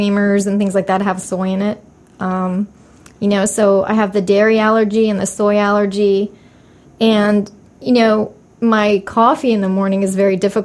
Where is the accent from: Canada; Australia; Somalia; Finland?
Canada; moved away as an adult; also born or lived in Europe / Mexico; now in United States; I was raised in Canada and in Europe